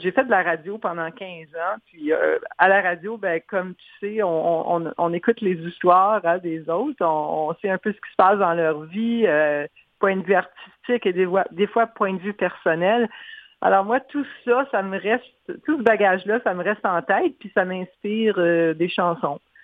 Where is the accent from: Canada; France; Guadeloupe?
Canada; Montreal, Quebec; moved away; also born or lived in Manitoba; je suis originaire de Montréal, alors j'ai grandi là-dedans.